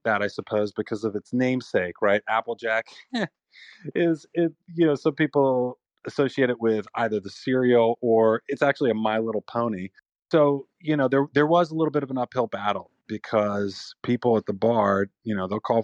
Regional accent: New York, United States; We're from New York

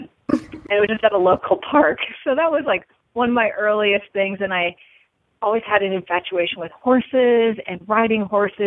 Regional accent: Seattle, Washington, United States; also born or lived in California; so I spent a couple years in California, but I spent most of my growing up in Washington State in the Seattle area.

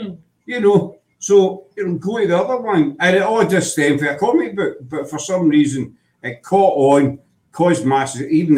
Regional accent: Glasgow, Scotland, United Kingdom; as a Glaswegian, it really annoys me.

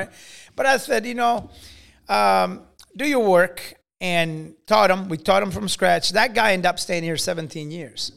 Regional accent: Italy; also born or lived in Carrollton, Illinois; now in United States; I was growing up in Italy

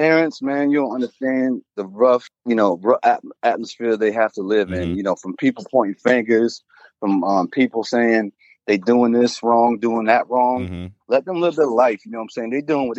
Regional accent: Auburn, New York, United States; Growing up in upstate New York, you know what I'm saying?

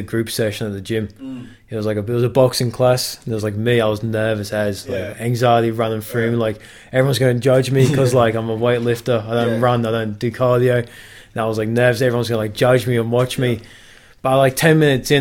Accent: England, United Kingdom; now in Australia; I'm English

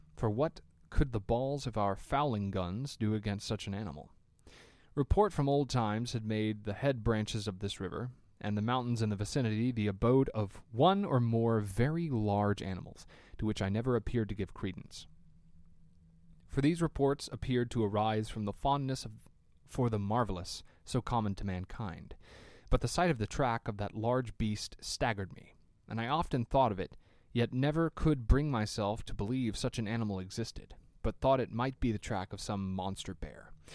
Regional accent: Tennessee, United States; I'm from Tennessee

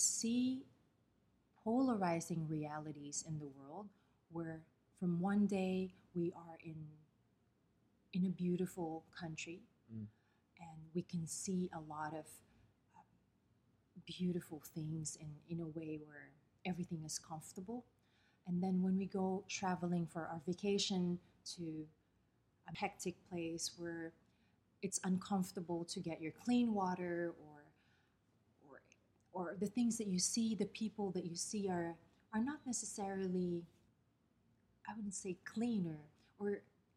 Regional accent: Pateros, Metro Manila, Philippines; moved away as an adult; now in Dubai, United Arab Emirates; I'm from the smallest town in the capital of the Philippines, Manila

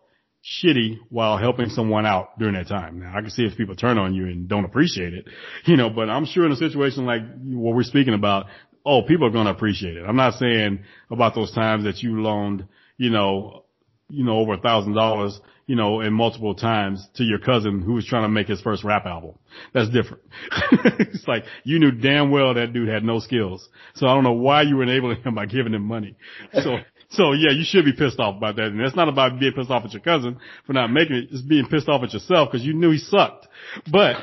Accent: United States; most of us who were born and raised in America

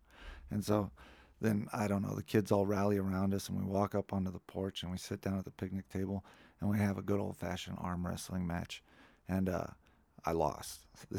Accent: Lafayette, Colorado, United States; born there; No, I was born at home in Lafayette.

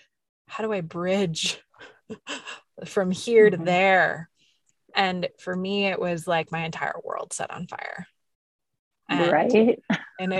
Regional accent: New York, United States; I'm a New Yorker through and through

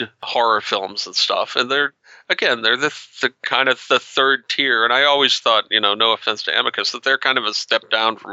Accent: New England, United States; I grew up in New England

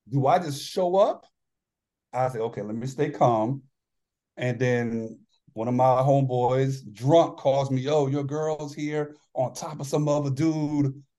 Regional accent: New York, United States; moved away; I'm originally from New York and a lot, oh, yeah. a lot of Italian friends

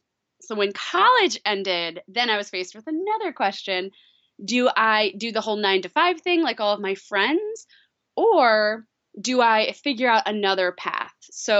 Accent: Long Island, New York, United States; I grew up in New York on Long Island, and I always grew up traveling.

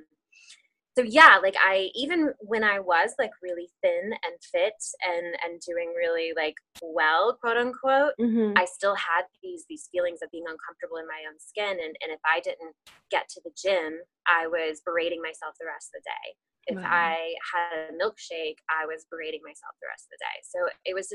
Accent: Texas, United States; moved away as an adult; also born or lived in Tennessee; now in Charlotte, United States; I grew up in Texas

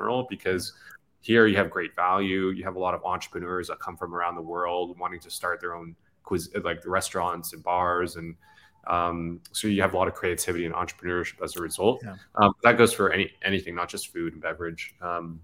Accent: United States; moved away as an adult; now in Vietnam; I'm Vietnamese American. So I was born in the States. I came to Vietnam about 7 years ago.

